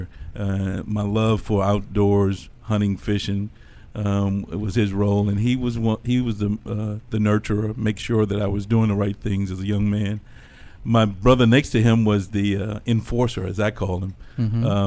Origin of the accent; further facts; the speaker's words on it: Crewe, Virginia, United States; I'm from a small town here in Virginia called Crewe, Virginia.